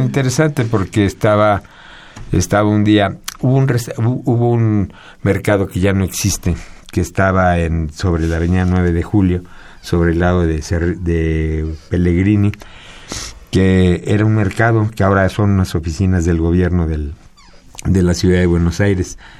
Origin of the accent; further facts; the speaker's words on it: Mexico; Yo nací aquí en México